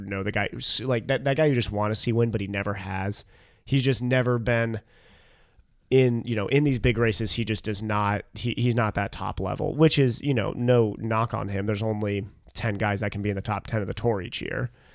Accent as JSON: {"language": "English", "country": "United States", "said": "as an American"}